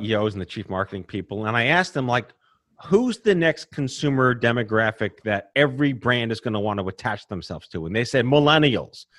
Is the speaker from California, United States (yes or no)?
no; New York City, New York, United States; I born and raised in New York City